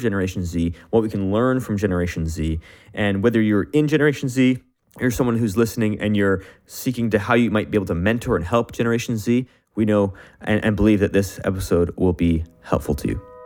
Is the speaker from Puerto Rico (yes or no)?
no; Canada; me as a Canadian, I only speak English